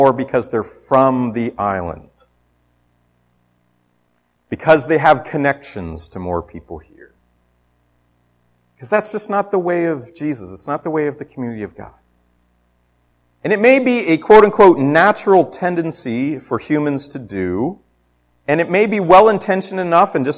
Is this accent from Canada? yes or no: yes; Ontario, Canada; moved away; I'm from away. I was born in Ontario